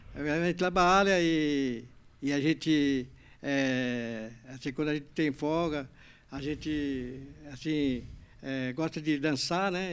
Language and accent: Portuguese; São Paulo, Brazil; now in Santa Isabel, Brazil; Eu morava na Vila Gustavo